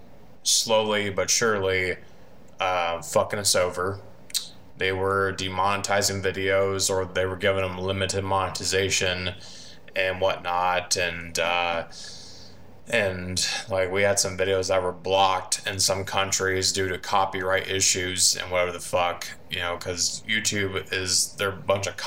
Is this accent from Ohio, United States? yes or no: yes; Van Wert, Ohio, United States; I am from Vanwart, Ohio. I've basically lived here all my life, pretty much.